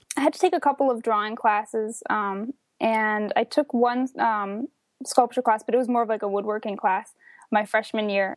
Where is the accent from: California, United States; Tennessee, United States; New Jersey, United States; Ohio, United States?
New Jersey, United States; northern; I grew up in the suburbs of northern New Jersey, about an hour outside of New York